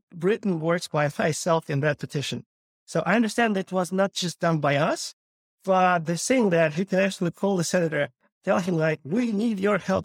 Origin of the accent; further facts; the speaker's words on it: Kyiv, Ukraine; moved away as an adult; also born or lived in Los Angeles, United States / Santa Monica, United States; I was born and raised in Ukraine, Kyiv